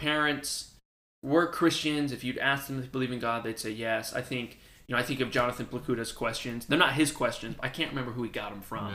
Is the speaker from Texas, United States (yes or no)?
yes; Houston, Texas, United States; also born or lived in El Paso, Texas; I was born in El Paso, but I was raised in Houston. That's basically where I'm from